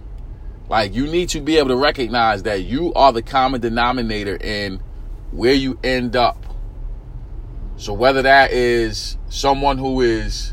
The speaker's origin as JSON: {"language": "English", "town": "New York City", "region": "New York", "country": "United States", "tie": "born or raised there", "said": "I grew up in East New York, Brooklyn, inner city community."}